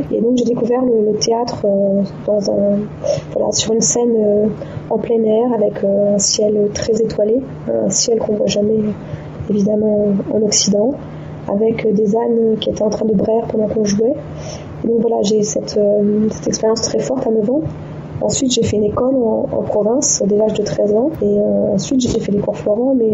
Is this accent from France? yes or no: no; Djibouti; Je suis parti à 5 ans et demi vivre à Djibouti en 1981. J'ai suivi mes parents. Et euh, voilà, donc j'ai grandi ensuite à Djibouti.